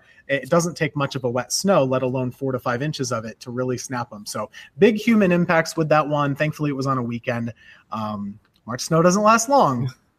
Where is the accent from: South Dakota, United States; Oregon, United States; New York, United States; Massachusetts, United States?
New York, United States; Redfield; now in Greensboro, United States; this is like a pride of place thing for my hometown.